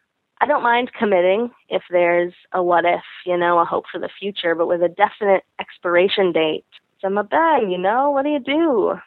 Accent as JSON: {"language": "English", "country": "United States", "moved": "as an adult", "lives_now": "Taiwan", "said": "23, so there's a lot of sex to still have. I'm calling because I'm an American woman, girl, living in Taiwan."}